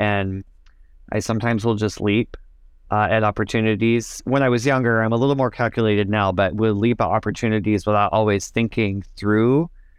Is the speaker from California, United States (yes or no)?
no; Michigan, United States; after teaching for 2 years in a small town back home in my home state of Michigan